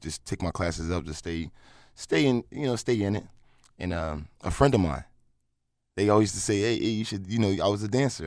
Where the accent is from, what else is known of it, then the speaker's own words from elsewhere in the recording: Philadelphia, Pennsylvania, United States; I was from Philly